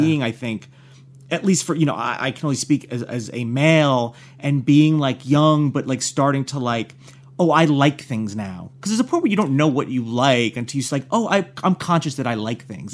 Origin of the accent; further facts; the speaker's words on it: northern New Jersey, United States; I'm from the northern end of New Jersey